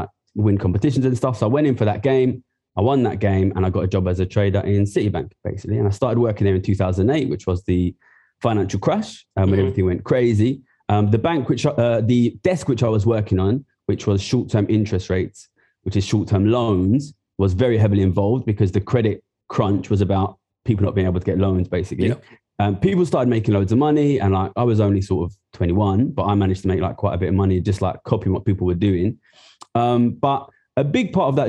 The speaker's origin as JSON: {"language": "English", "town": "Ilford", "region": "London", "country": "United Kingdom", "tie": "born or raised there", "said": "I'm from Ilford, East London. I grew up there"}